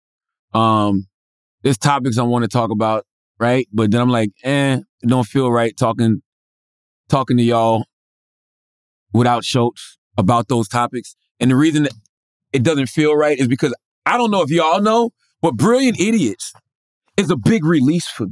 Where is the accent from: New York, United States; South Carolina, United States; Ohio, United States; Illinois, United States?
South Carolina, United States; I come from South Carolina